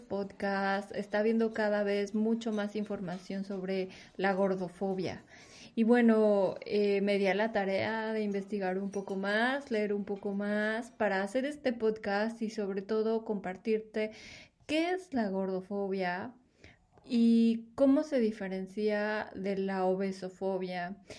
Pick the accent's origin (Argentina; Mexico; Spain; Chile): Mexico; somos una población mexicana